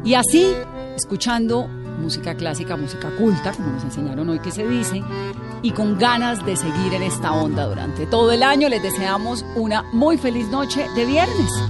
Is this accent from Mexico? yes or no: no; Pacific region, Colombia; yo soy del Pacífico